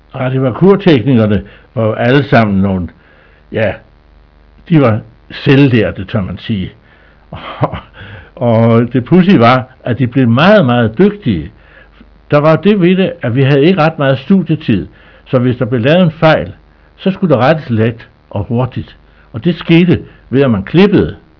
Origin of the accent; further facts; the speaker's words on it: Skagen, North Denmark Region, Denmark; min barndom op på Skagen